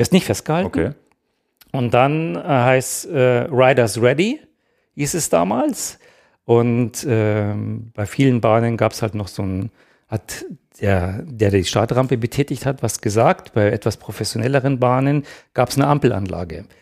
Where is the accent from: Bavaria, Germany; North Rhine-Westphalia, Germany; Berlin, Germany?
Bavaria, Germany; Ingolstadt; ich bin in Ingolstadt aufgewachsen